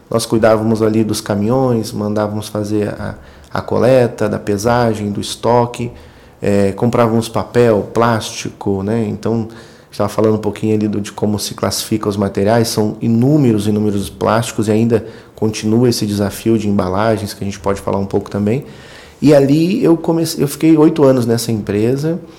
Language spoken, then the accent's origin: Portuguese; Itati, Rio Grande do Sul, Brazil; moved away; sou gaúcho, nasci, nasci no interior, interior do Rio Grande do Sul.